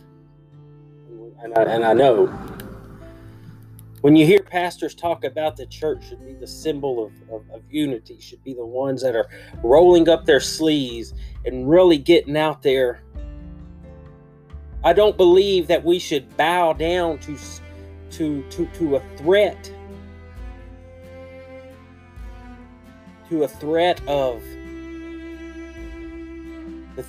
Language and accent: English; United States; As an American citizen